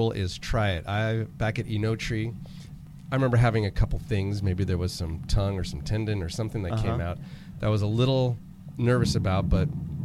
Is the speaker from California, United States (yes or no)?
yes; Napa Valley, California, United States; Both of you are local guys, as am I, Napa Valley, bred, born, raised